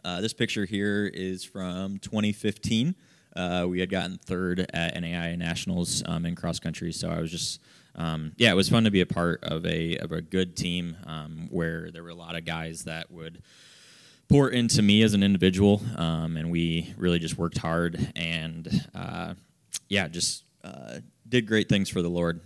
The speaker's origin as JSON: {"language": "English", "town": "Fort Wayne", "region": "Indiana", "country": "United States", "tie": "born or raised there", "also_born_or_lived": "Marion, Indiana", "said": "I grew up in Fort Wayne"}